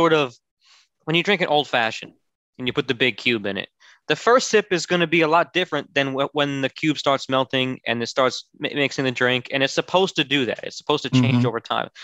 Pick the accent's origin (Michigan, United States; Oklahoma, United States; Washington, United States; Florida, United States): Florida, United States; Orlando; I grew up in Orlando, Florida.